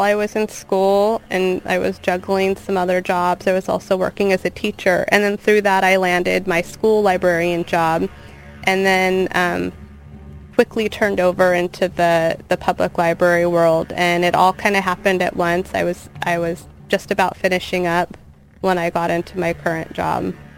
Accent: Long Beach, California, United States; I'm from Long Beach. I went to school in Long Beach

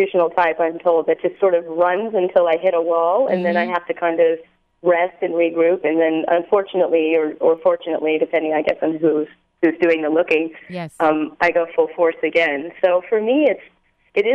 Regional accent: the South, United States; I grew up in the South

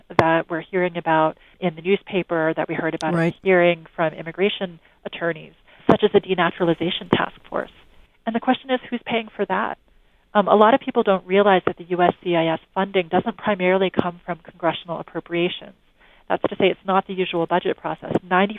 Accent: California, United States; I mean, as I understand it, following the news from my hometown

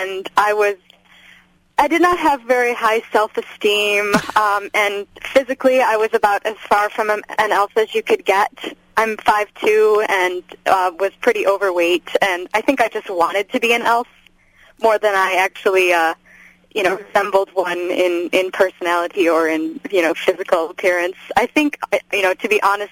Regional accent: Michigan, United States; I've lived in Michigan my whole life

